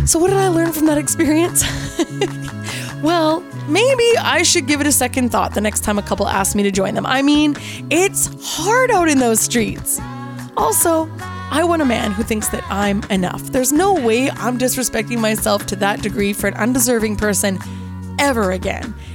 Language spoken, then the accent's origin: English; Canada; I'm Canadian